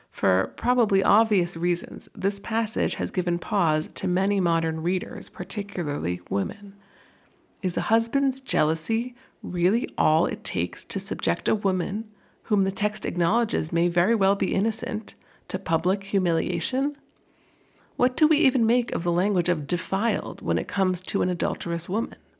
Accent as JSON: {"language": "English", "area": "near Boston", "region": "Massachusetts", "country": "United States", "tie": "born or raised there", "moved": "yes", "lives_now": "New York, United States", "said": "When I was around middle school age, growing up near Boston"}